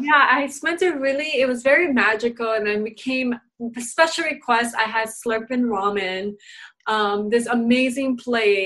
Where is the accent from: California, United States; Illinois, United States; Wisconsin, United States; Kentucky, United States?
Illinois, United States; Chicago; moved away; You're in my hometown